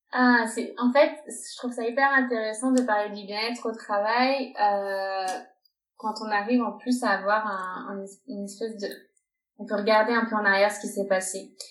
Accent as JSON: {"language": "French", "country": "France", "moved": "as an adult", "lives_now": "Barcelona, Spain", "said": "je suis française, je vis à Barcelone depuis 5 ans."}